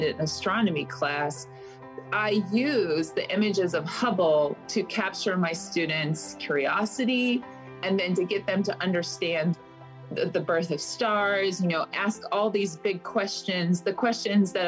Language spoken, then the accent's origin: English; Front Range of Colorado, United States; also born or lived in Loveland / Fort Collins; Mostly I grew up along the whole Front Range of Colorado. I was born in Colorado Springs, but moved progressively northwards from Loveland to Fort Collins